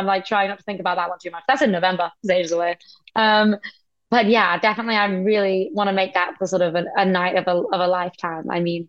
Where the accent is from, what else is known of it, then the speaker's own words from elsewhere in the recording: United Kingdom; I'm British and then I'm proud